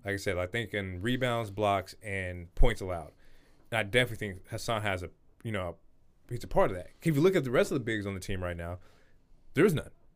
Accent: Portland, Oregon, United States; we are from Portland

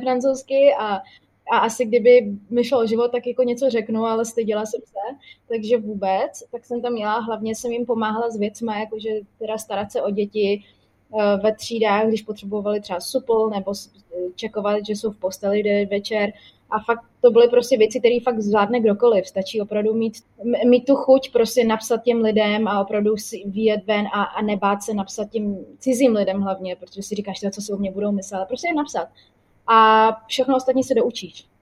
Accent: Czechia

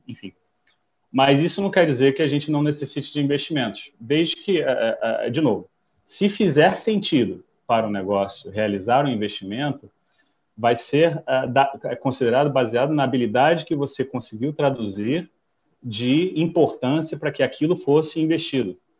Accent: United States; moved away as an adult; also born or lived in São Paulo, Brazil; now in Rio de Janeiro, Brazil; sou americano de nascimento, vivo no Brasil desde 1998

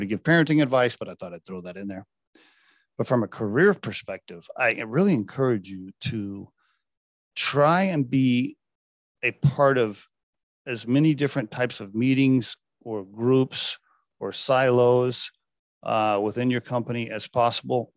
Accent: Chickasha, Oklahoma, United States; moved away; my hometown back in, uh, Chickasha, Oklahoma. It's where I went to, uh, junior high, high school and college.

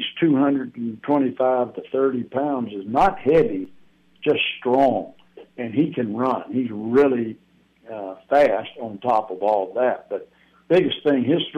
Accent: Alabama, United States; moved away as an adult; now in North Carolina, United States; I grew up in Alabama

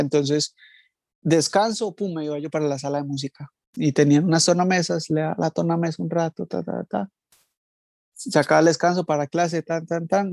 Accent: Villavicencio, Meta, Colombia; also born or lived in Palmira, Valle del Cauca; now in London, United Kingdom; yo soy de, del Valle, de Palmira, pero me crié en ah, Villavicencio

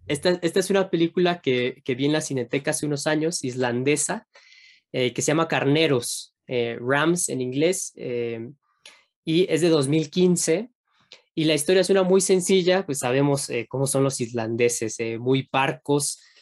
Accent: Mexico; Uno como mexicano

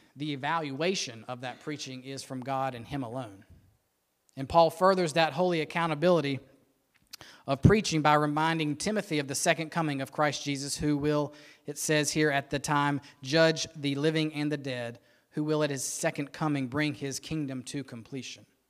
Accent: Rock Hill, South Carolina, United States; I was born and raised in Rock Hill

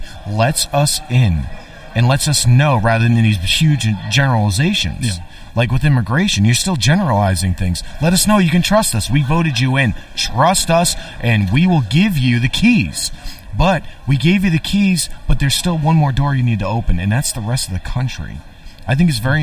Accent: East End of Long Island, New York, United States; I'm from the East End of Long Island, and I voted in District 32

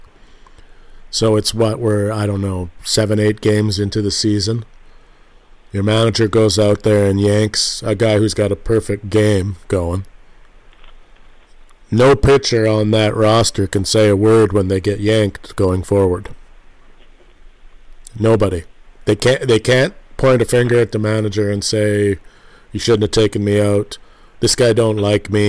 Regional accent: Canada; I'm a Canadian

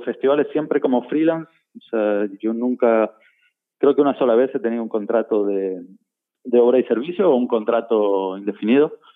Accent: Buenos Aires, Argentina; now in Spain; yo soy de Buenos Aires

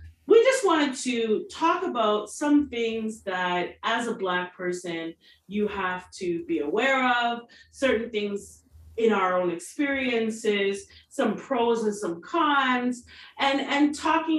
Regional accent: Canada; as Black people in Canada, being West Indian

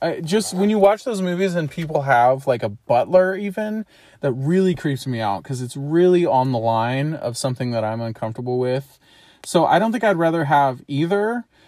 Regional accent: St. Louis, Missouri, United States; I am from Saint Louis, Missouri. I've grown up in and around that area my whole life

